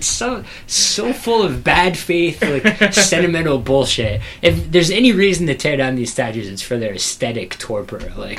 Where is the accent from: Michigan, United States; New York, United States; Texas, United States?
Texas, United States; College Station; born or raised there